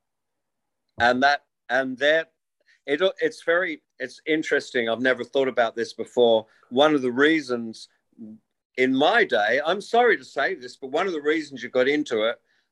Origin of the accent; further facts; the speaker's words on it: Wollongong, New South Wales, Australia; also born or lived in England; to be an English kid was definitely a tiny, slight disadvantage in this ridiculous microcosm of a high school in Wollongong, of a infant school